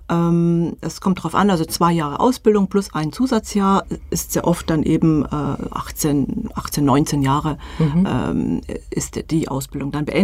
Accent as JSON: {"language": "German", "country": "France", "said": "Äh, man kann äh, bei uns in Frankreich eine Lehre machen, auch wenn man Ingenieur werden will."}